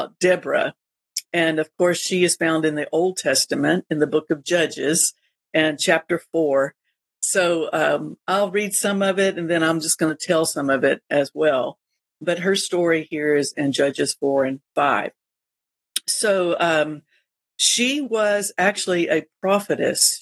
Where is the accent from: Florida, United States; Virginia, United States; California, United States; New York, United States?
Florida, United States; we're from Florida